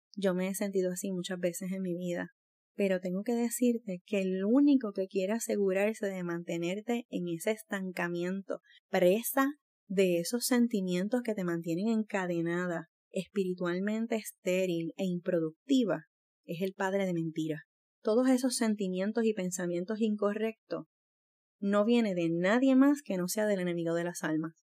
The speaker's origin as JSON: {"language": "Spanish", "country": "Puerto Rico", "said": "no estaba en mi país, estaba fuera de Puerto Rico"}